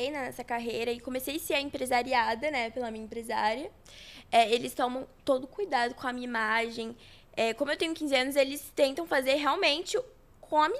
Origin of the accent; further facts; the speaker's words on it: Guarulhos, São Paulo, Brazil; born there; Mas eu nasci em Guarulhos, sou guarulhense.